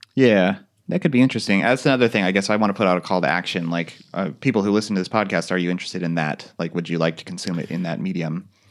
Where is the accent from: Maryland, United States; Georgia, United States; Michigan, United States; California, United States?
California, United States; Central Valley of; growing up in Central Valley of California